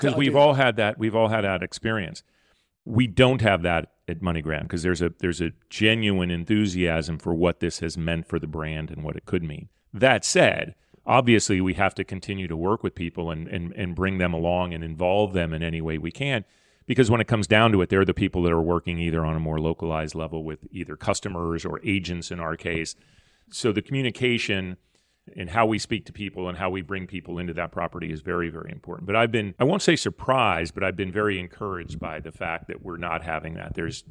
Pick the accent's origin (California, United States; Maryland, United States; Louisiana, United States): California, United States; born there; I was born a Lakers fan because I was born in Southern California.